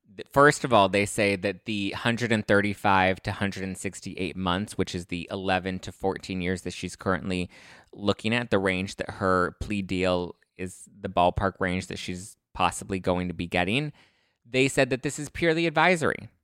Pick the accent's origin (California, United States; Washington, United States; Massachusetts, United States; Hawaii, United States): California, United States; Los Angeles; I grew up in East L A. I grew up in the, in the dirty streets of Los Angeles.